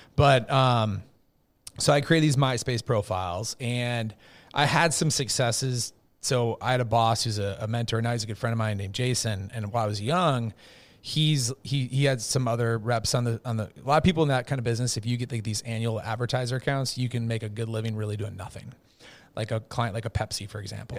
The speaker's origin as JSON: {"language": "English", "region": "Minnesota", "country": "United States", "tie": "born or raised there", "said": "I'm from Minnesota, big Viking fan growing up"}